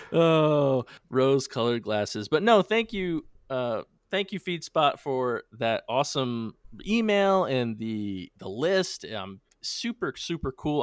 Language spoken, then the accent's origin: English; New England, United States; being from New England